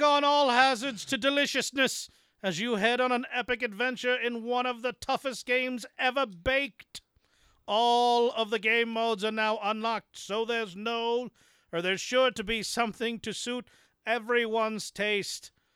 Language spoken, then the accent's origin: English; United States; as an American